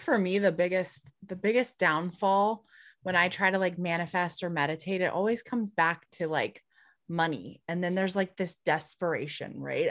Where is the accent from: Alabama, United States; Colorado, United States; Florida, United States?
Colorado, United States; Highlands Ranch; I grew up, um, in Highlands Ranch, so, like, south